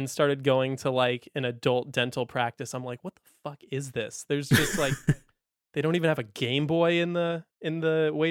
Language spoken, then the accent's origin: English; Napa Valley, California, United States; that's what growing up in Napa Valley is like.